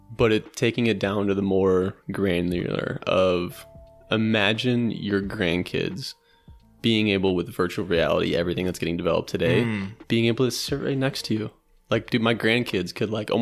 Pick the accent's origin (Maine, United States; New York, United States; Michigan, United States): Michigan, United States; Macomb; also born or lived in Florida / San Francisco; born and raised in Macomb, Michigan